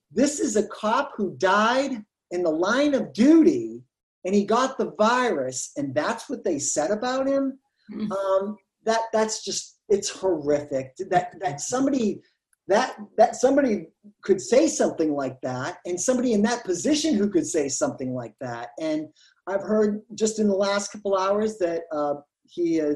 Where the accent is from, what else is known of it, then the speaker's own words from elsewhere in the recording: New Hampshire, United States; also born or lived in Florida; I'm from New Hampshire originally.